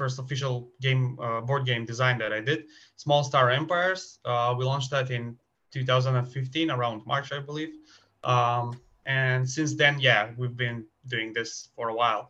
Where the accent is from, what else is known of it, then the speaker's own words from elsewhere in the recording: Skopje, North Macedonia; I'm from Macedonia, Skopje to be exact, the capital city of Macedonia.